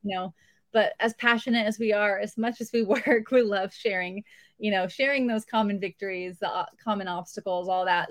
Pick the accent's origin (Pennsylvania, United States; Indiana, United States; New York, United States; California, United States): California, United States; outside Los Angeles, Southern; moved away as an adult; also born or lived in San Diego, California; now in Tennessee, United States; I grew up about thirty-five minutes outside of L